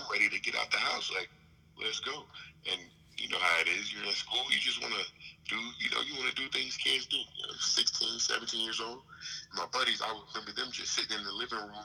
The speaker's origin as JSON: {"language": "English", "town": "Jasper", "region": "Texas", "country": "United States", "tie": "born or raised there", "moved": "as an adult", "said": "I grew up in Jasper, Texas"}